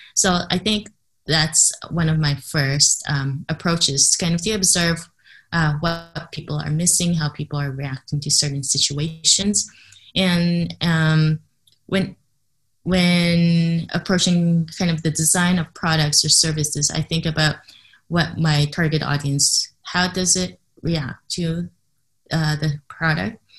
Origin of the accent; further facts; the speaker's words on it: Canada; first language English; moved away; I grew up in Canada, so English is my first language